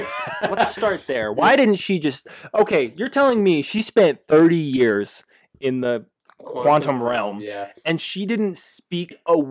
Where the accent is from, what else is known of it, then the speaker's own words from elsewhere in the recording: Oregon, United States; I am from Oregon, born and raised.